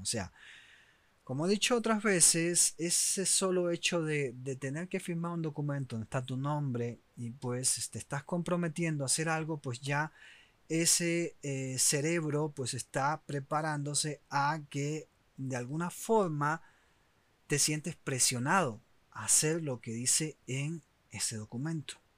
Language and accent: Spanish; Oriente, Eastern Cuba, Cuba; moved away; also born or lived in Havana; los que somos de Oriente, pues nos movemos para La Habana muchas veces en busca obviamente de mejores oportunidades